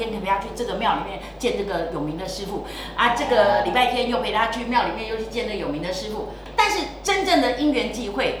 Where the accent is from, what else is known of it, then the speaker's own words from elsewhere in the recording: Thailand; 呃，我是从泰国来的，